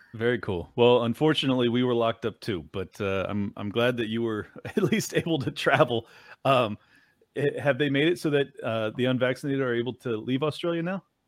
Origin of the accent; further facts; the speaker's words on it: California, United States; moved away as an adult; flee my, my home state, which I love so much in California